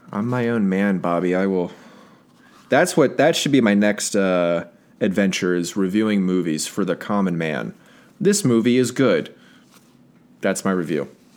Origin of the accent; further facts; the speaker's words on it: United States; as an American